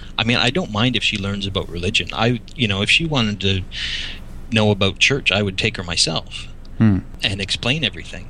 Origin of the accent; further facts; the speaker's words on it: Niagara, Ontario, Canada; I'm from Ontario, Canada, Niagara specifically